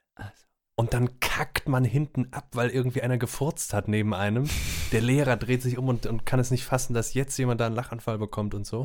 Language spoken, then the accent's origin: German; Rhineland, Germany; now in Cologne, Germany; Wir sind äh, äh gebürtige Rheinländer, beide